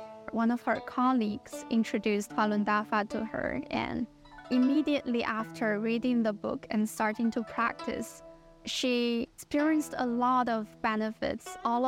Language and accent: English; Qingdao, Shandong, China; moved away; I'm originally from Qingdao, China. I'm currently at Northwestern University. I'm a PhD student in communication science and disorders.